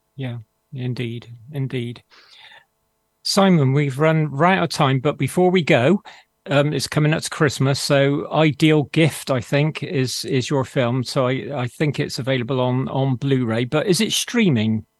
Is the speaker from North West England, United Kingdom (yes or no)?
no; Bristol, South West England, United Kingdom; accent: Bristolian; It's my Bristolian accent